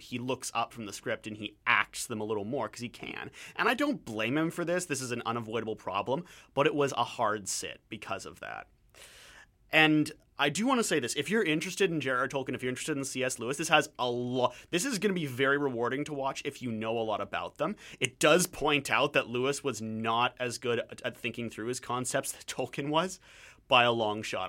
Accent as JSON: {"language": "English", "country": "Canada"}